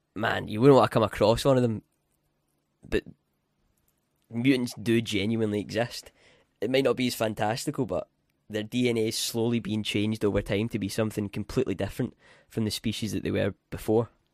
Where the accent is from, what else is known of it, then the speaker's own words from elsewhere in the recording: Scotland, United Kingdom; I'm from Scotland